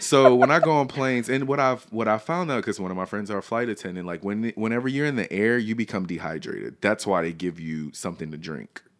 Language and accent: English; the South, United States; I was raised in the South, always lived in the South